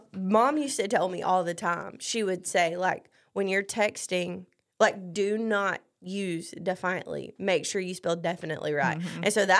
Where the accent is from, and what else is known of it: the South, United States; accent: Southern; also born or lived in Tennessee